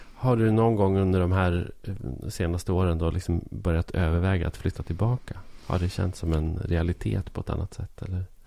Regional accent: Arbrå, Gävleborg County, Sweden; moved away; also born or lived in Stockholm; jag växte upp i Arbrå

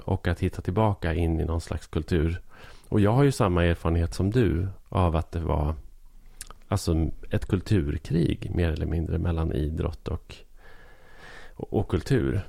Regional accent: Arbrå, Gävleborg County, Sweden; moved away; also born or lived in Stockholm; jag växte upp i Arbrå

